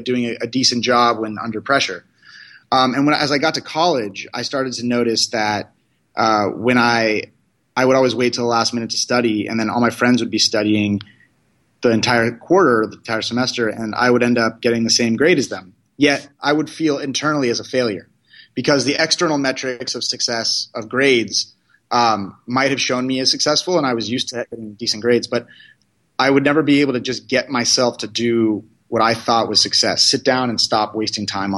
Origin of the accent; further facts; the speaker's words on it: California, United States; I'm from California. I grew up basically in an Indian household